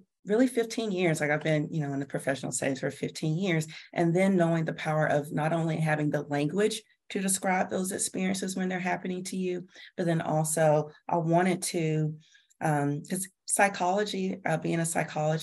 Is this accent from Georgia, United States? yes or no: yes; Georgia, United States; I was born and raised in Georgia